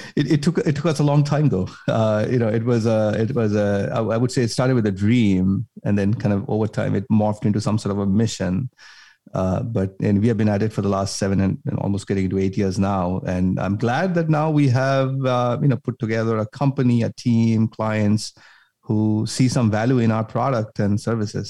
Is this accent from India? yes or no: yes; India; moved away as an adult; now in United States; I grew up in India, came all the way from, you know, grew up in India, did my schooling there, came to the U S